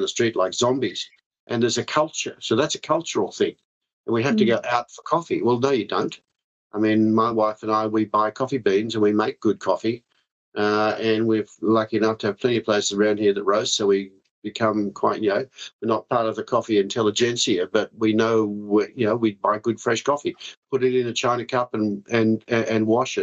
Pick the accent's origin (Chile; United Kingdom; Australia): Australia; Victoria; Victoria, my home state